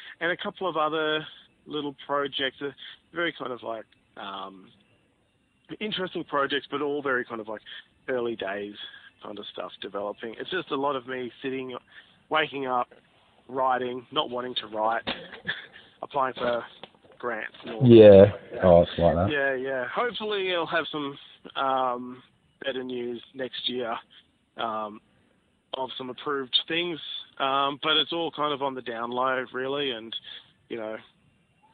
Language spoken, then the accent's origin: English; Campbelltown, New South Wales, Australia; I grew up in Ed's in Campbelltown out in, Western Sydney